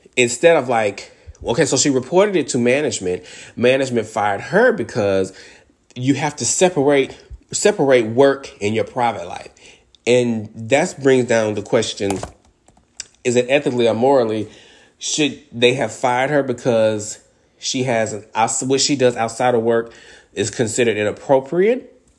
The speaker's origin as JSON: {"language": "English", "region": "Texas", "country": "United States", "tie": "born or raised there", "said": "Texas is my home state"}